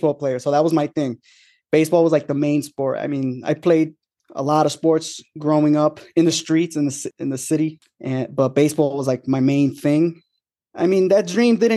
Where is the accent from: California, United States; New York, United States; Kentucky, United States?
New York, United States; New York City; moved away as an adult; now in Orange County, New York, United States; I'm from Long Island City, New York. I grew up in the city